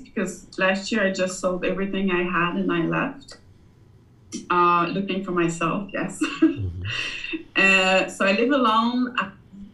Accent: Quebec, Canada; moved away; I'm actually Canadian from the French parts of French, from Quebec, actually the French part of Canada.

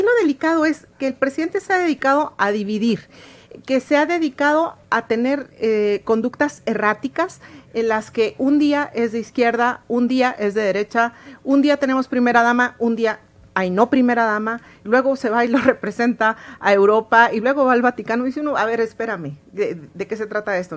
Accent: Mexico; como mexicana

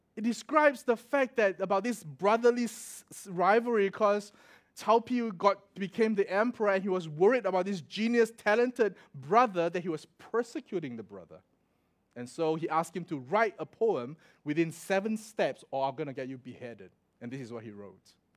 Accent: Singapore; moved away as an adult; also born or lived in Melbourne, Australia; I'm from Singapore

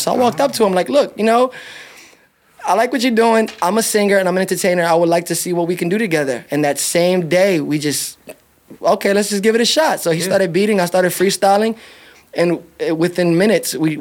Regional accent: Philadelphia, Pennsylvania, United States; now in Las Vegas, United States; I was born in Philadelphia, Pennsylvania

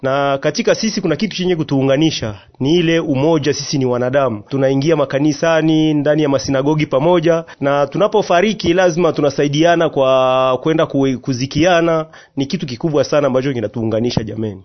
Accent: DR Congo; sisi ni wakongomani

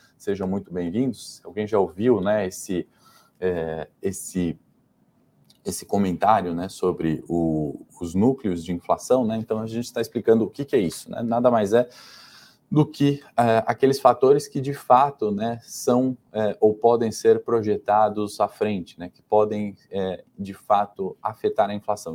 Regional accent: Brazil

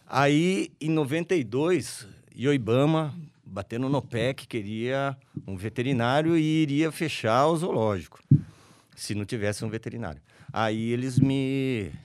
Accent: Araras, São Paulo, Brazil; also born or lived in Leme; Eu nasci lá e no dia seguinte vim para Araras

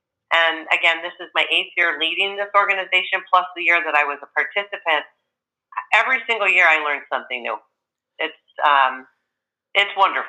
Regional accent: Buffalo, New York, United States; every time I travel and people, I tell them I'm from Buffalo and they start asking me if it's snowing and it's July

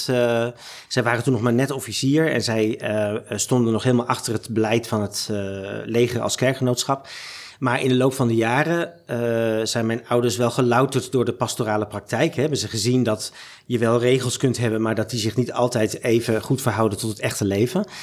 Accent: Zaandam, North Holland, Netherlands; born there; now in Amsterdam, Netherlands; Ik ben geboren in Zaandam, maar via allerlei omzwervingen eh, in Nederland uiteindelijk in Amsterdam terechtgekomen.

